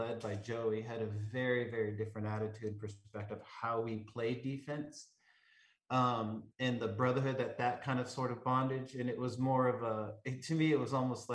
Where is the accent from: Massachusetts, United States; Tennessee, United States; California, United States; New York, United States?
California, United States; Southern; growing up in Southern California